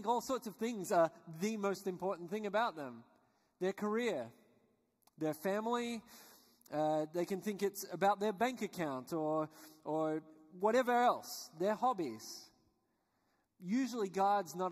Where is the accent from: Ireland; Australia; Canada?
Australia; I was born and raised in Australia, which you guessed probably by my accent